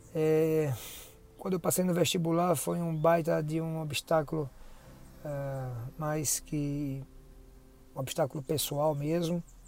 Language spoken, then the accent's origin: Portuguese; Aracaju, Sergipe, Brazil; also born or lived in São Paulo; foi a volta é, para minha terra, né, em Aracaju, depois da especialidade em São Paulo